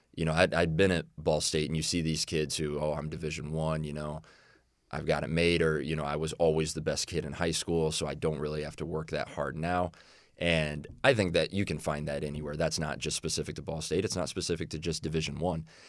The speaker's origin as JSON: {"language": "English", "region": "Illinois", "country": "United States", "tie": "born or raised there", "moved": "yes", "said": "I grew up in Illinois"}